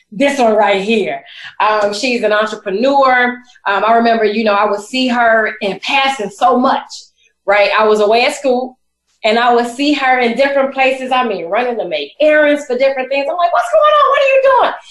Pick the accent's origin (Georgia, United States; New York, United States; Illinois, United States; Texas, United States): Illinois, United States; Chicago; I am from Chicago. We're both from Chicago.